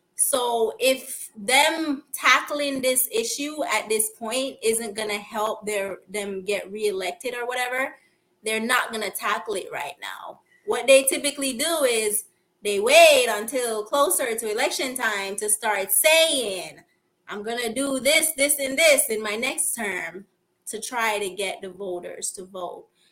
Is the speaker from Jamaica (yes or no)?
yes; Kingston, Jamaica; also born or lived in Philadelphia, United States / Florida, United States; now in Los Angeles, United States; I'm from Kingston